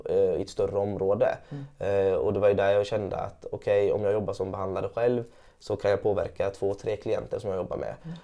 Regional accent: Gothenburg, Västra Götaland, Sweden; jag är uppvuxen i Angered i Gårdsten

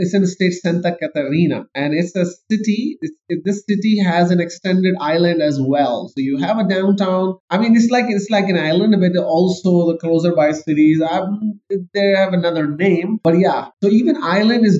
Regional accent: Pakistan; moved away as an adult; also born or lived in Canada; I am actually born and raised in Pakistan

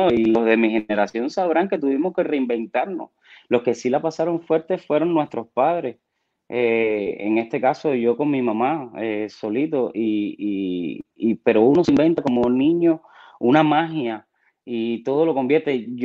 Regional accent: Havana, Cuba; moved away; also born or lived in Guanabacoa / Matanzas; nací en Guanabacoa y me mudé rápido, mi mamá se mudó para, para Santo Suárez. Entonces, toda mi infancia la hice en Santo Suárez

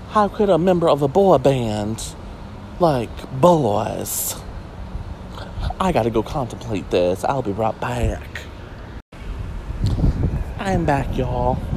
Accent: the South, United States; That's what we do in the South. That's something that me and Blanche Devereaux have in common. We're both from the South, if you couldn't tell.

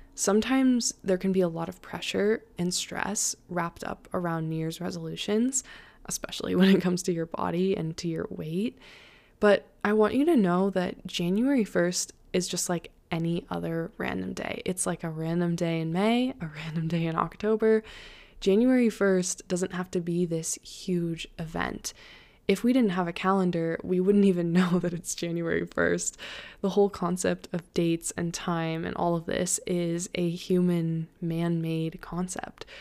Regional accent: Colorado, United States; I was born in Colorado, so I am so used to the snow and to the mountains

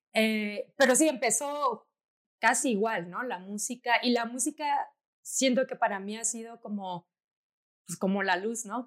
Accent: Tabasco, Mexico; yo soy de Tabasco, en la Universidad de Tabasco daban un diplomado de foto y fui a preguntar, pero era muy chiquita, tenía como 12 años

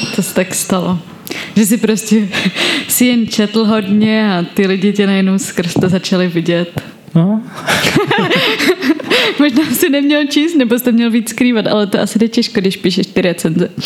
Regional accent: Tábor, South Bohemian Region, Czechia; now in Prague, Czechia; Žila jsem v táboře a pak teď žiju v Praze

